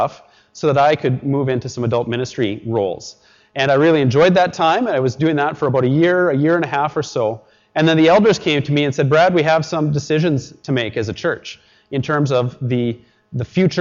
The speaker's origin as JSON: {"language": "English", "town": "Edmonton", "region": "Alberta", "country": "Canada", "tie": "born or raised there", "also_born_or_lived": "Richmond", "moved": "yes", "said": "I grew up in Edmonton"}